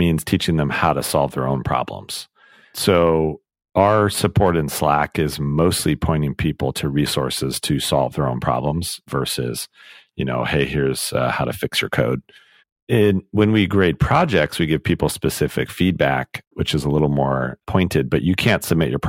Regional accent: United States; also born or lived in United Kingdom; So I'm American, my wife is British

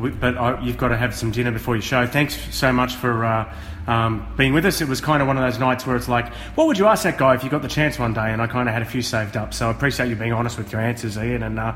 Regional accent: Australia; Growing up in Australia, you didn't know if something was new romantic or hard rock or heavy metal.

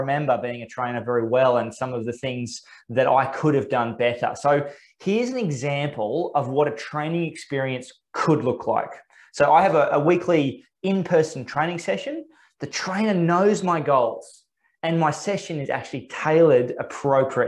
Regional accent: Australia; as an Australian

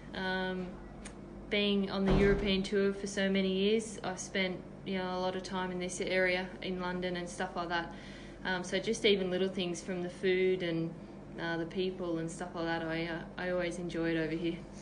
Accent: Australia; being an Aussie

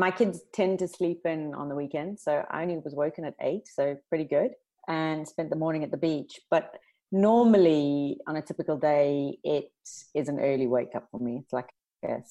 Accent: South Africa; also born or lived in London; now in Australia; I grew up in South Africa

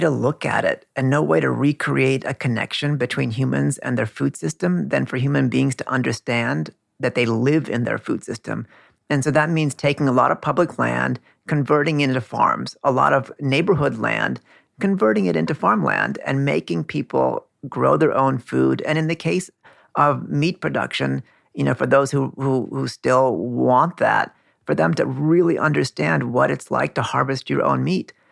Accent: California, United States; now in Queens, New York, United States; Like my parents come from India. I grew up in California

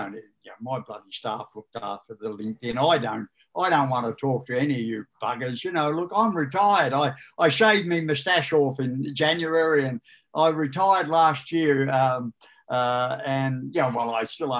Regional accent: Australia; now in Beechworth, Australia; I was brought up in Tokemoor

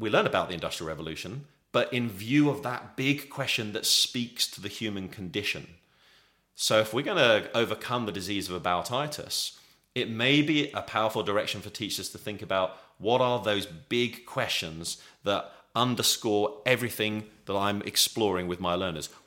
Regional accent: England, United Kingdom; as an Englishman

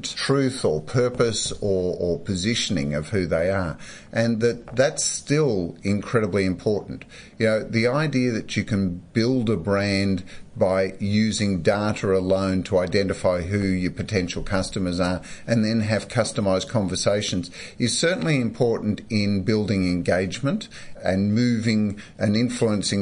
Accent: Melbourne, Victoria, Australia; growing up in Melbourne, you have to have an AFL team

